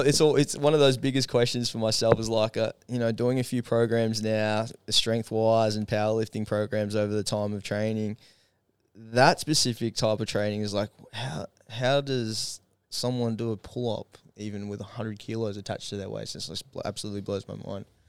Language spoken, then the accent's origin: English; Gold Coast, Queensland, Australia; I'm from Gold Coast